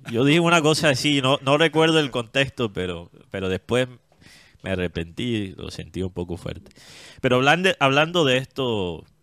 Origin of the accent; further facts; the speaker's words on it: Colombia; Y para todos nosotros como colombianos.